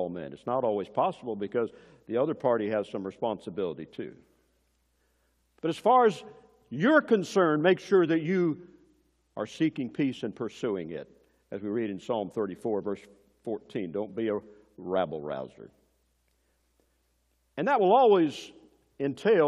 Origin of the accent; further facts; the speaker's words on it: Tennessee, United States; I come from Tennessee. One of the heroes of our home state there is Andrew Jackson